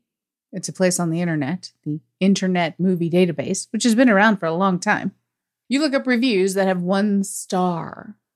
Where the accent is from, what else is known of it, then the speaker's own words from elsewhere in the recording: United States; accent: American; I have a dry, boring American accent?